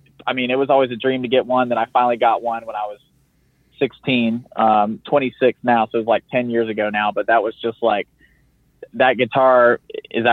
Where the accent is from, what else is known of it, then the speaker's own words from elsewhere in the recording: the South, United States; I am from the South